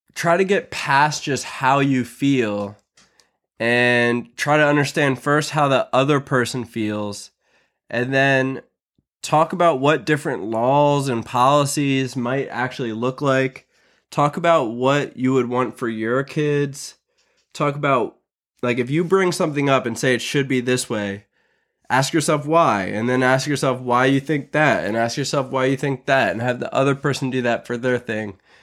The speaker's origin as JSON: {"language": "English", "country": "United States"}